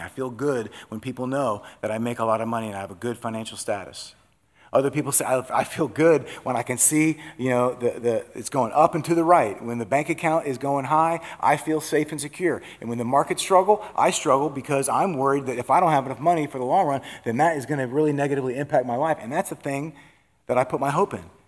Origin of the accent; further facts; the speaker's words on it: Iowa, United States; also born or lived in North Dakota; I was born in North Dakota. We were from Iowa